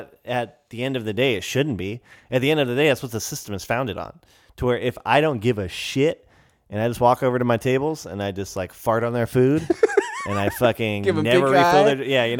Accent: United States; And I'm so grateful that that is an option for me

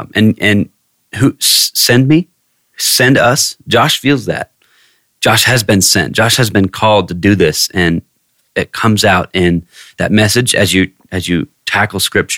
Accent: Southern California, United States; moved away as an adult; now in Prescott, United States; I'm from... shocker, Southern California.

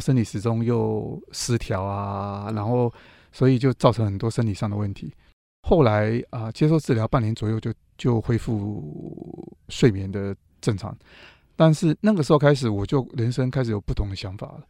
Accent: Taipei, Taiwan; 因为我是土生土长的东区小孩啦

